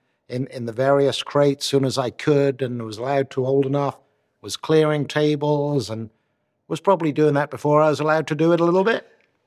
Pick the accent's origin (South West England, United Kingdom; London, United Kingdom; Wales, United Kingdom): Wales, United Kingdom; Newport; born there; Well, I was born in Newport, Wales.